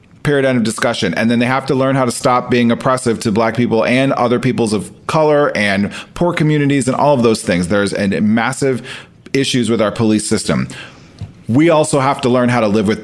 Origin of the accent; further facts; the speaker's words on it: Omaha, Nebraska, United States; moved away; I am from Omaha. And so I still have people and friends and family there